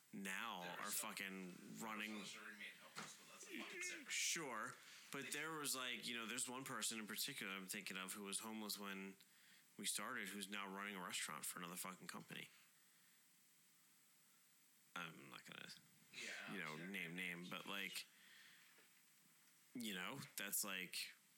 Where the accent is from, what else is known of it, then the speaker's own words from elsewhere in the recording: Camden, New Jersey, United States; I was the same way. I grew up in Camden. I was fucking dealing drugs to, you know, I was selling drugs to fucking kids in Cherry Hill and going out and, you know, getting jumped by the gang members in Camden